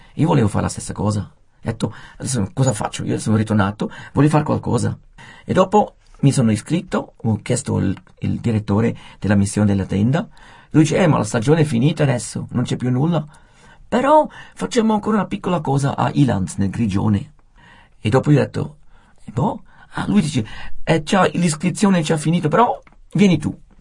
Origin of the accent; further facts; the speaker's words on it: Switzerland; moved away as an adult; also born or lived in Japan; come svizzero e straniero